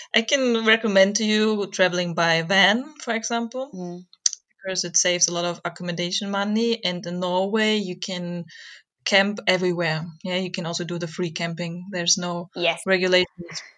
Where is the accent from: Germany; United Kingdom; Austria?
Germany; I'm German